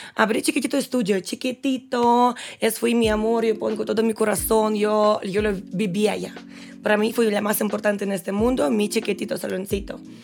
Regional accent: Russia; Spanish is a second language; moved away as an adult; soy rusa

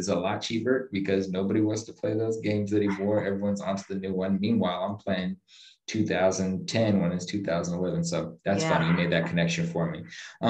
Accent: New Jersey, United States; now in Tampa, United States; I know you said you're not originally from Tampa and I grew up in Jersey.

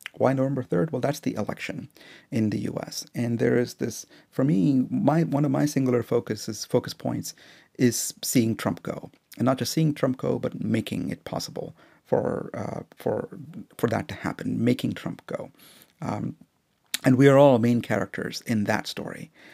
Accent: India; now in United States; as an Indian, um, guy in the U S

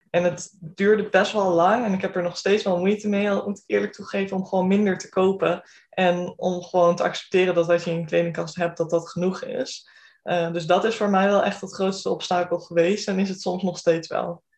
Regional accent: Groningen, Netherlands; ik kom uit Groningen, ik heb hier ook gestudeerd en ehm, ben blijven hangen.

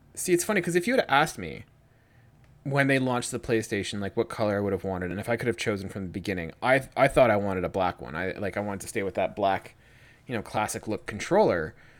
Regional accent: Georgian Bay, Ontario, Canada; moved away; I'm from Georgian Bay

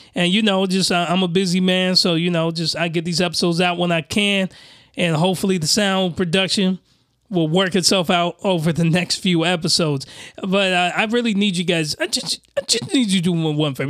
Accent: United States; a Westerner like myself, I'm American.

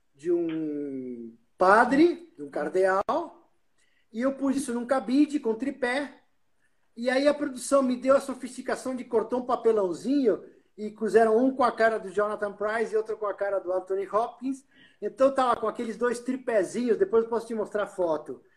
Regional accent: Uruguay; now in Brazil; eu como uruguaio morando no Brasil, eu sempre ia de férias para o Uruguai

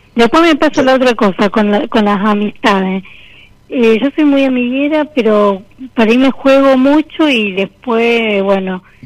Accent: Rosario, Santa Fe, Argentina; De Rosario

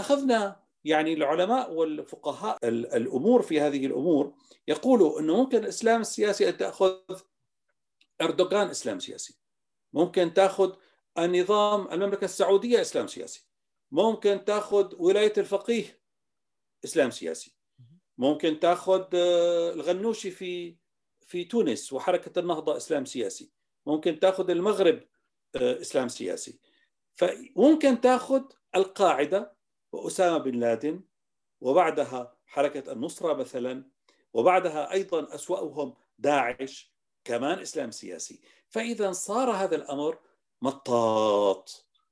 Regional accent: Damascus, Damascus Governorate, Syria; moved away as an adult; also born or lived in Timișoara, Romania; now in Vienna, Austria; من مواليد دمشق 1961 من عائلة دمشقية

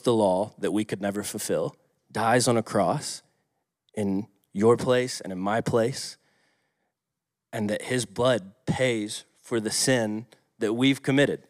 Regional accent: Atlanta, Georgia, United States; moved away; I grew up in Atlanta

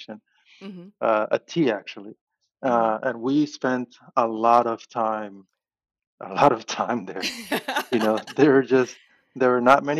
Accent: Panama City, Panama; So I grew up in Panama City, in Panama, and I grew up in a neighborhood.

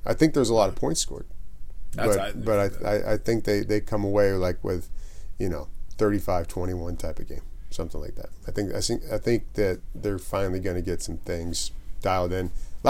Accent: Snohomish, Washington, United States; I'm from Snohomish.

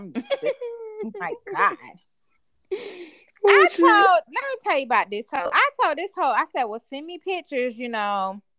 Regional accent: Jacksonville, Florida, United States; I ain't from Miami or Orlando. No shit, y'all know. I'm from Duval County. The C. The home of the Jacksonville Jaguars.

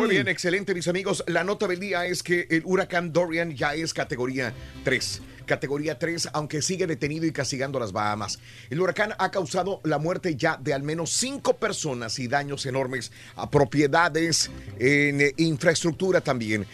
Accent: Mexico; cuando yo era niño, en mi pueblo, pues no había así rascacielos, pero sí pero tenía las ganas de conocer la Torre Latina latinoamericana, porque era un emblema para nuestro México

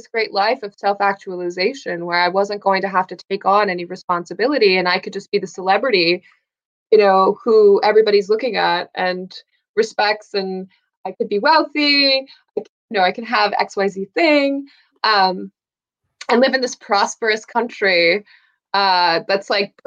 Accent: United States; As an American

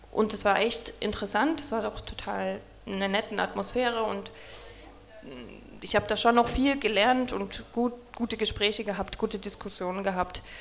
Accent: Saxony, Germany; Also wie schon gesagt, wir kommen beide aus Sachsen

